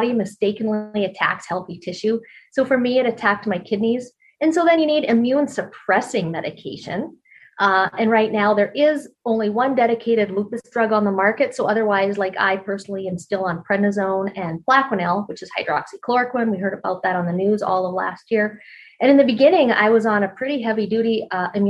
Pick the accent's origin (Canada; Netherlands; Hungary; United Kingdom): Canada; moved away; also born or lived in Colorado; I grew up in Canada and I grew up curling